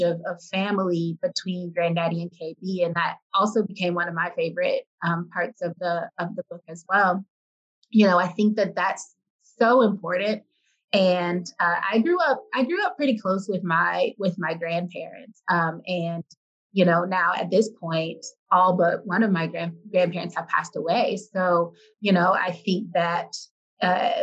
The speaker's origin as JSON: {"language": "English", "town": "Detroit", "region": "Michigan", "country": "United States", "said": "I'm from Detroit"}